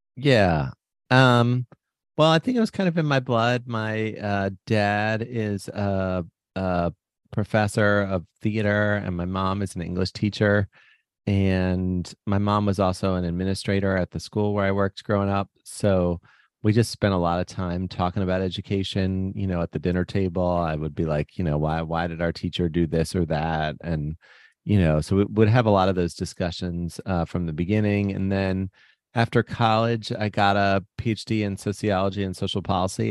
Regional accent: Baltimore, Maryland, United States; I grew up in Baltimore

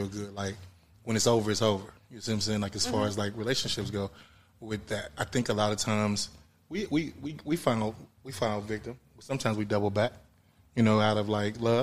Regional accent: Wyandotte County, Kansas, United States; moved away; I'm from Kansas originally, Wyandotte County

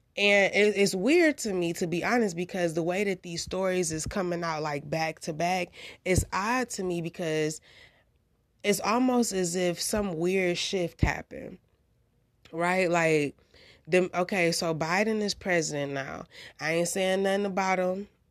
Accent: United States; I'm from the United States of America

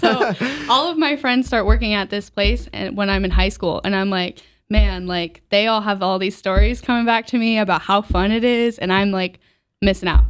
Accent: Omaha, Nebraska, United States; now in Buffalo, United States; I'm actually originally from Nebraska

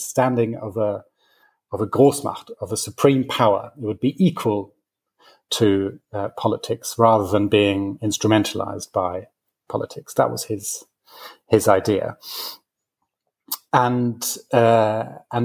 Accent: West Germany, Germany; I was born in West Germany. I was born in 1981, so I was very young when the war fell. But even to me, growing up in Germany

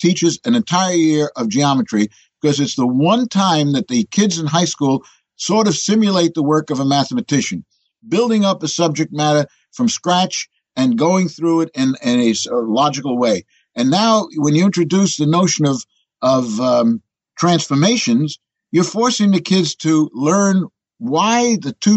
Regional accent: New York City, New York, United States; But I'm a born New Yorker. As a matter of fact, born in Manhattan.

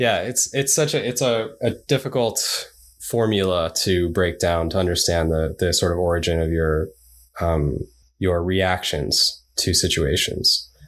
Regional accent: New York City, New York, United States; also born or lived in Japan; I grew up in New York, so I was in New York City most of my upbringing

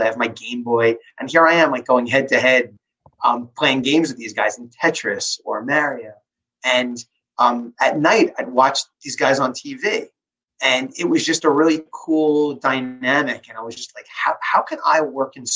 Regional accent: Long Island, New York, United States; I grew up on Long Island

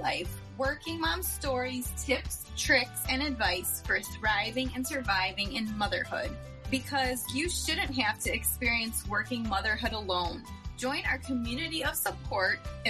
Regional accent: Chicago, Illinois, United States; I'm from Chicago

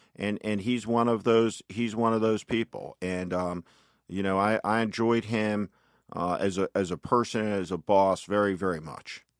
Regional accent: North Plainfield, New Jersey, United States; I'm from, I'm from New Jersey. I grew up in North Plainfield, New Jersey, which is about twenty-five miles outside of New York City

